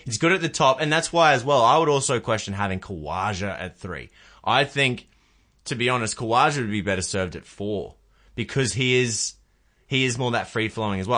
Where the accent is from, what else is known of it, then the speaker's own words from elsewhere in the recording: Queensland, Australia; I'm a Queenslander